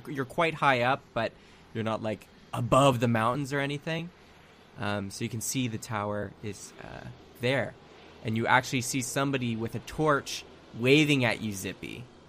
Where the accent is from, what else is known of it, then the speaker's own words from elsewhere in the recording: Canada; Yeah, we're Canadian.